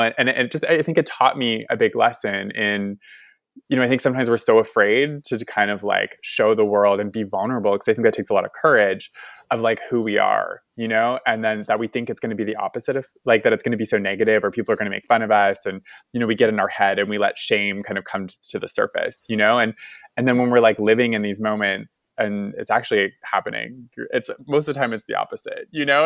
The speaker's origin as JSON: {"language": "English", "region": "Nova Scotia", "country": "Canada", "tie": "born or raised there", "said": "growing up in Nova Scotia"}